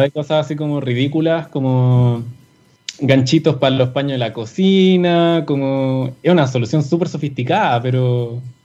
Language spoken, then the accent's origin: Spanish; Chile; como sociedad chilena